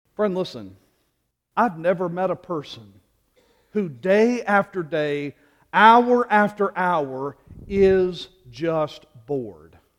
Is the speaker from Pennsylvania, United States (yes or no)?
no; Louisiana, United States; moved away; Growing up in Louisiana and being a graduate of L S U